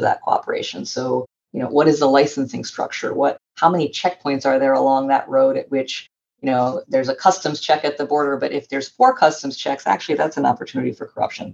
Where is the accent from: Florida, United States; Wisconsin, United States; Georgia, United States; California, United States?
Florida, United States; Northwest; I grew up in Northwest Florida, which is a part of the US.